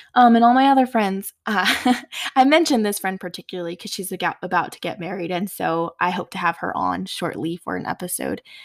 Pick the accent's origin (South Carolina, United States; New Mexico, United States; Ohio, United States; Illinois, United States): New Mexico, United States; Four Corners area of; now in West Texas, United States; I grew up in the Four Corners area of New Mexico